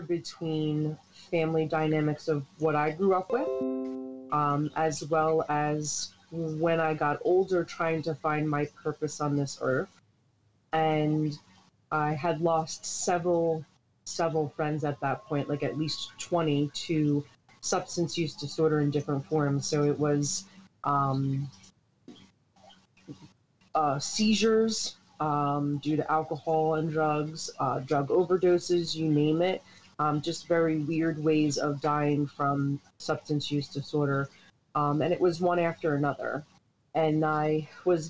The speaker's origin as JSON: {"language": "English", "town": "Hightstown", "region": "New Jersey", "country": "United States", "tie": "born or raised there", "also_born_or_lived": "East Windsor", "said": "From central New Jersey, born and raised in Hightstown."}